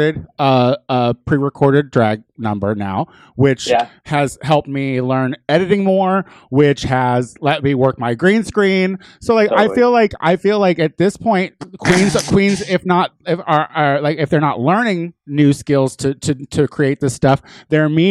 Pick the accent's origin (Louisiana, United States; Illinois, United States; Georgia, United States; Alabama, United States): Illinois, United States; I'm from Illinois